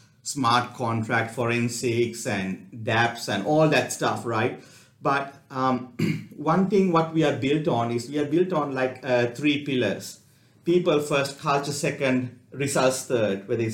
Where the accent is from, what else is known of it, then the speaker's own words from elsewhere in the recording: Gold Coast, Queensland, Australia; we are from Gold Coast